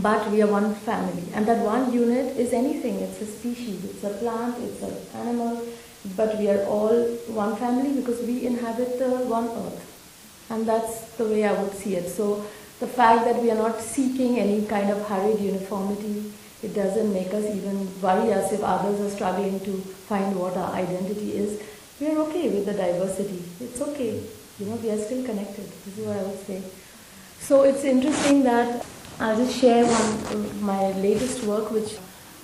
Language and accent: English; India; moved away; I'm as Indian as anyone else